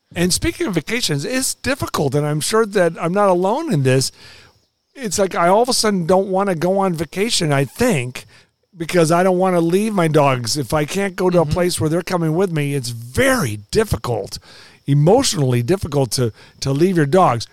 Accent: Los Angeles, California, United States; moved away as an adult; also born or lived in Oklahoma; now in Kansas City, United States; I grew up in Los Angeles where the weather was very boring.

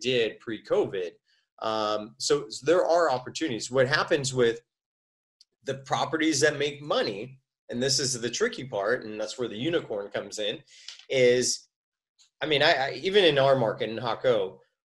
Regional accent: United States; I'm American

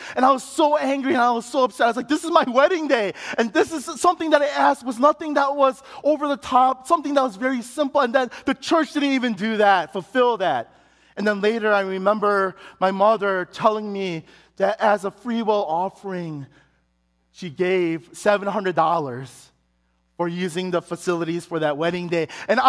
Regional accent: Chicago, Illinois, United States; we had it in Chicago, and it was at the church that I grew up in Chicago.

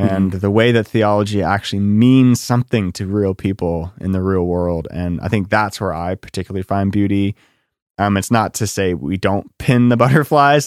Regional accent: Lancaster, Pennsylvania, United States; I'm from Lancaster and there's a lot of cows

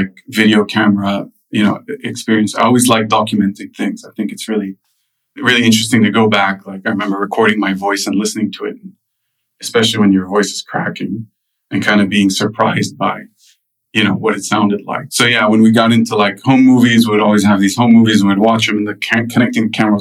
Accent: United States; also born or lived in Lebanon; I grew up in the U.S., but I went to a French school

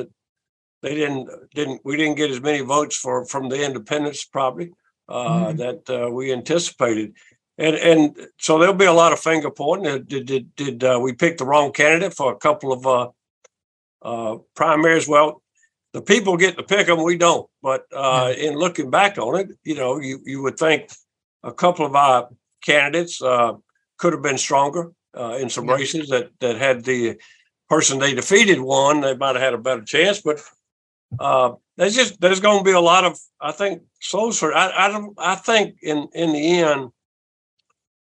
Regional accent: South Carolina, United States; my home state

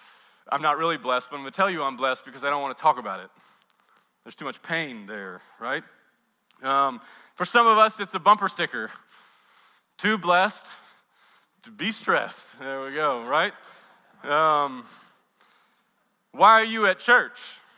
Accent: the South, United States; I don't want to be ugly because I'm from the South, and I have manners

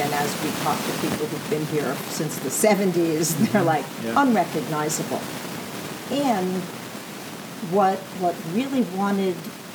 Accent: New York, United States; from actually Upper West Side

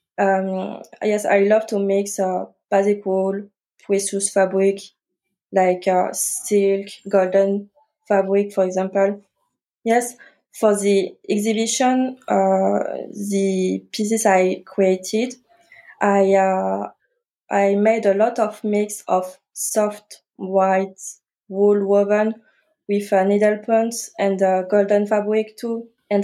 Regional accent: France; English is a second language; I'm French. I grew up and studied in France

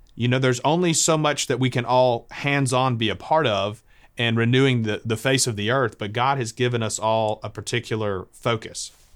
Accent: the South, United States; also born or lived in Mobile, Alabama; us as Southerners

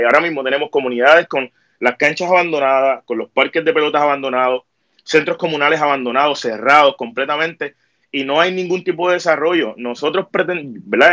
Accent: San Juan, Puerto Rico; soy de Caimito, tengo 30 años

